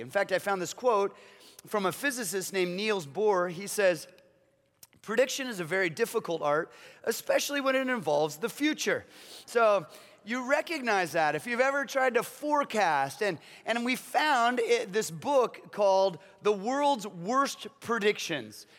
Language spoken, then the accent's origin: English; Kansas, United States; I was born in Kansas